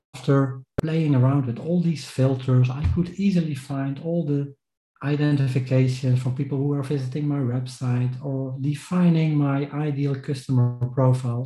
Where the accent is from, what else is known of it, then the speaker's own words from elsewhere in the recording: Netherlands; I'm from the Netherlands